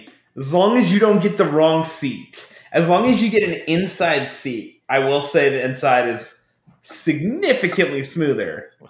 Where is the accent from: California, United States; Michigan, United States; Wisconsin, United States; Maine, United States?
California, United States; 20 minutes from Knott's; you're literally describing my life growing up. I was 20 minutes from Knott's